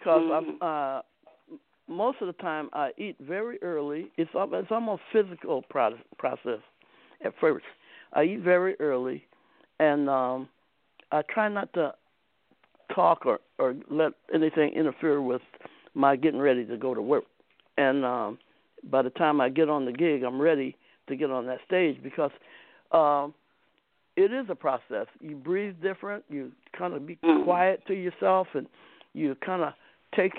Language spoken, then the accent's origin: English; Akron, Ohio, United States; right in my hometown. This guy named Booker Brooks on Howard Street in Akron.